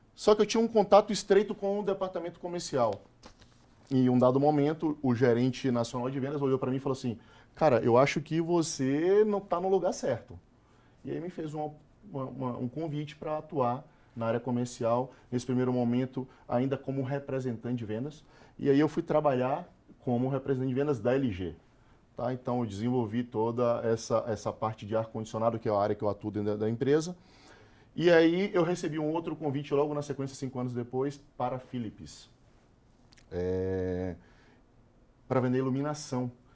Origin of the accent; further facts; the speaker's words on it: Salvador, Bahia, Brazil; moved away; eu sou nordestino, eu nasci na favela.